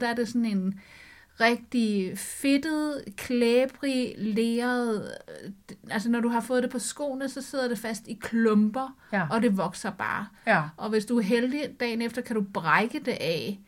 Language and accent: Danish; Sakskøbing, Zealand, Denmark; moved away; dernede, hvor jeg kommer fra